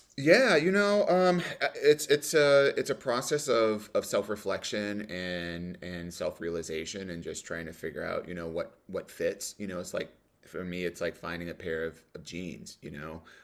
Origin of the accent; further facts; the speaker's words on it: Cleveland, Ohio, United States; I grew up in the suburbs of Cleveland